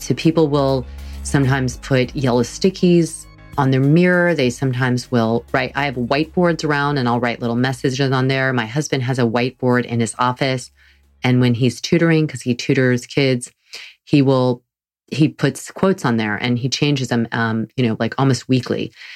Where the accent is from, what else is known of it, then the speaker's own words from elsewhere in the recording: the South, United States; I'm from the South.